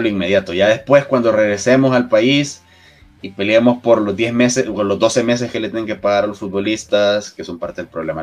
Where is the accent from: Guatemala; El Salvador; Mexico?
El Salvador; como salvadoreños